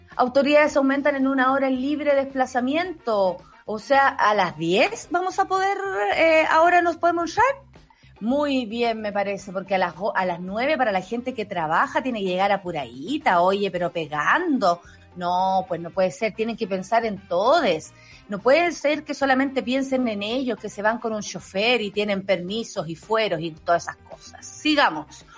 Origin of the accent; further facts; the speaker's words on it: Santiago, Santiago Metropolitan Region, Chile; Nosotros acá nos asustamos por todo porque somos santiaguinos